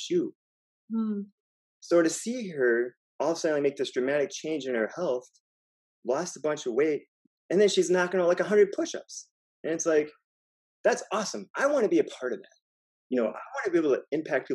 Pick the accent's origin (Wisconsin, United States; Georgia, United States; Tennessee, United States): Wisconsin, United States; moved away as an adult; also born or lived in California; now in Miami, United States; I'm from Wisconsin